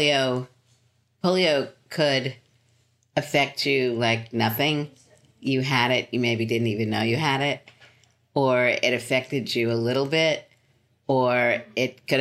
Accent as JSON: {"language": "English", "town": "New York City", "region": "New York", "country": "United States", "tie": "born or raised there", "also_born_or_lived": "Philadelphia", "moved": "as an adult", "said": "So I lived in Brooklyn until I was 25."}